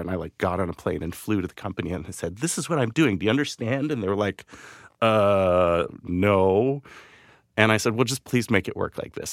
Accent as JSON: {"language": "English", "town": "Vancouver", "region": "British Columbia", "country": "Canada", "tie": "born or raised there", "moved": "as an adult", "said": "I grew up in Vancouver, Canada"}